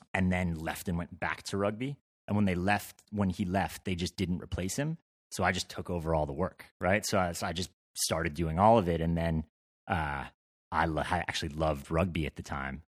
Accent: Vermont, United States; I grew up in Vermont

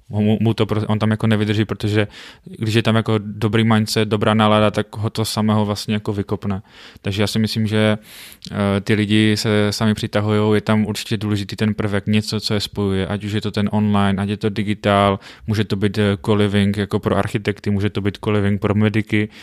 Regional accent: Frýdek-Místek, Moravian-Silesian Region, Czechia; pocházím z Fritku místku

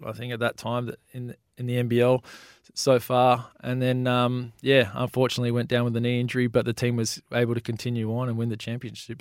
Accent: Melbourne, Victoria, Australia; I grew up in Melbourne and, and played junior

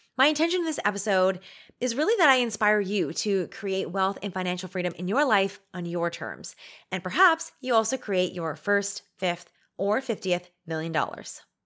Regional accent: Canada; We're Canadian

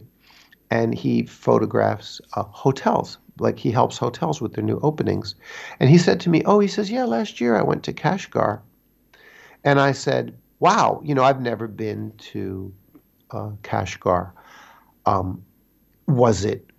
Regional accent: United States; moved away as an adult; now in China; I'm a foreigner here in China for 24 years. And as an American

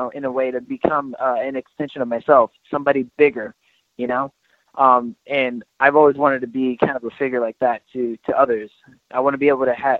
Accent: Georgia, United States; I grew up mostly in Georgia

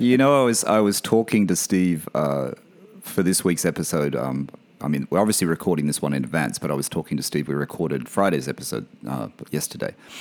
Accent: Australia; moved away; My, my home country, my hometown

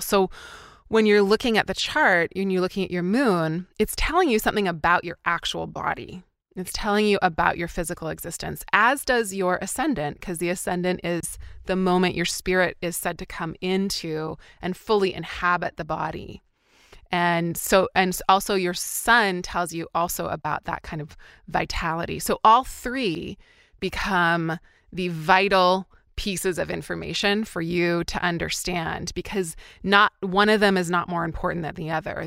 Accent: interior British Columbia, Canada; moved away; I grew up in a really small town of ten thousand people in British Columbia, Canada, so in interior B C

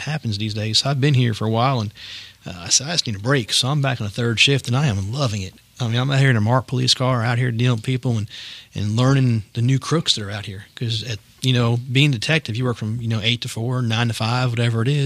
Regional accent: New Jersey, United States; moved away; I was from New Jersey

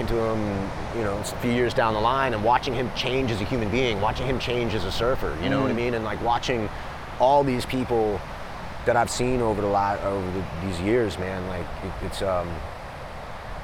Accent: Los Angeles, California, United States; also born or lived in New York City; I was born in New York City. My parents were in the theater. My mom started working in Los Angeles when I was younger. So I went to high school in Los Angeles.

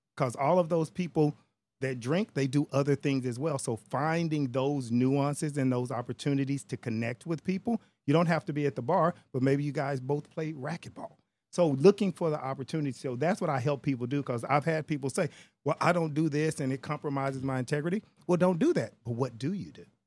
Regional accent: Texas, United States; I'm African American or because I'm Texan

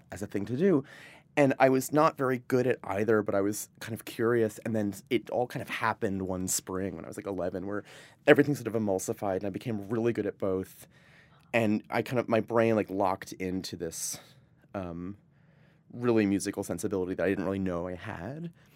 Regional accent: Providence, Rhode Island, United States; also born or lived in Vermont; I was born in Vermont, but I grew up in Providence, Rhode Island.

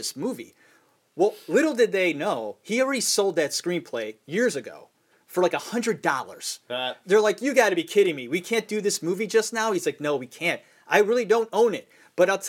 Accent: Cleveland, Ohio, United States; Locally for us, we're from Cleveland

